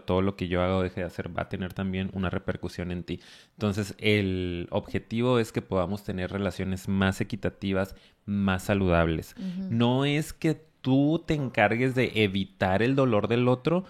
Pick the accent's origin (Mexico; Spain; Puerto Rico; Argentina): Mexico; Al venir de una cultura tan machista como la mexicana